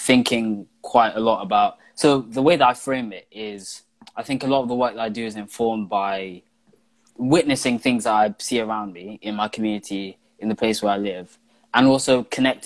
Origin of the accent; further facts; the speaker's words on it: London, United Kingdom; I'm from Camden, I'm an activist